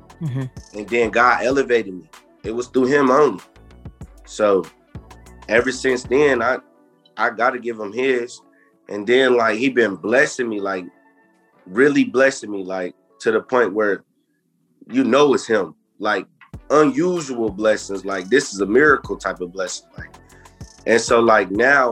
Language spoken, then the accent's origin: English; Jackson, Michigan, United States; now in Columbus, United States; I'm from Jackson, Michigan, 517